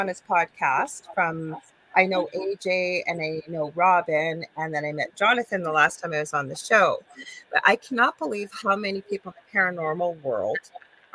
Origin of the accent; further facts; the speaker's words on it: Canada; I am a Canadian spiritual medium